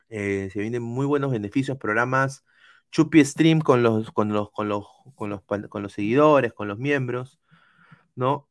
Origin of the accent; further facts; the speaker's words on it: Lima, Peru; yo no puedo poner la bandera de Lima